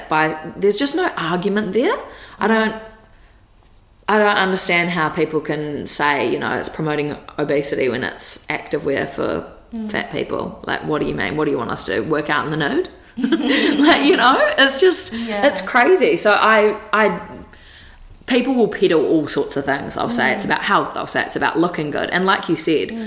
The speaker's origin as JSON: {"language": "English", "region": "Wellington", "country": "New Zealand", "moved": "as an adult", "lives_now": "Gold Coast, Australia", "said": "from Wellington. Okay. Yeah. Well, actually, I was born on the Gold Coast, but like, I haven't really lived here"}